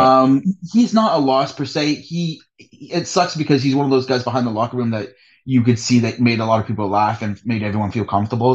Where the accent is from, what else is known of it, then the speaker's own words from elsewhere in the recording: Hamilton, Ontario, Canada; also born or lived in England; I am from Hamilton, Ontario, Canada